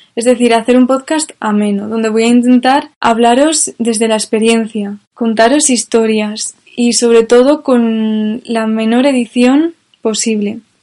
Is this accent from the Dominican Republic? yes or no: no; Spain; yo como soy española